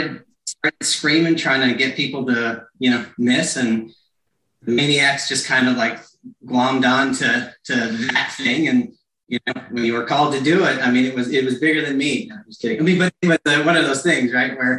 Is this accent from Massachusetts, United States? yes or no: no; Stroudsburg, Pennsylvania, United States; also born or lived in Carteret, New Jersey; I grew up there until I was about 7. And then I moved to Stroudsburg